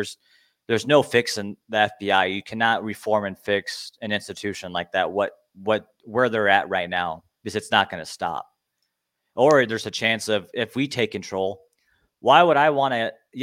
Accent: Arizona, United States; I'm from Arizona where the weather's nice.

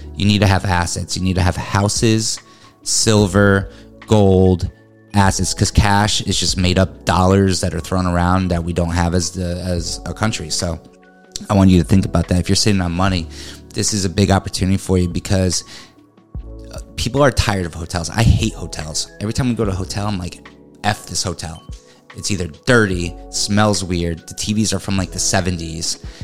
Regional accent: New England, United States; now in Florida, United States; I'm from New England. I'm used to you know hills and learning how to drive up a hill

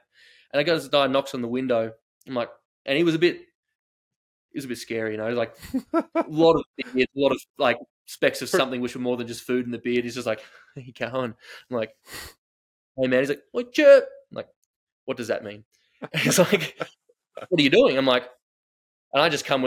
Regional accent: Australia; I'm an Australian hunter

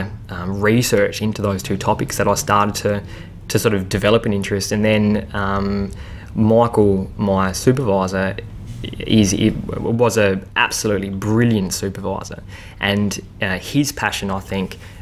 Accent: South Australia, Australia; I'm from South Australia originally

